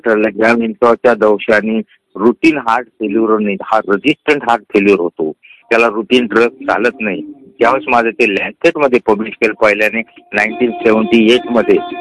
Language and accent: Marathi; a village in Jalna district, Maharashtra, India; also born or lived in Mahad; माझं बालपण हे एका खेड्यात गेलं खेडं म्हणजे दोन हजार वस्तीचं गाव जालना जिल्ह्यामध्ये